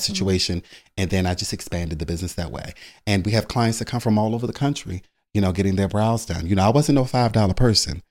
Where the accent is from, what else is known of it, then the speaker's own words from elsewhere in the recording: Baltimore, Maryland, United States; moved away; also born or lived in Philadelphia; I'm originally from Baltimore, Maryland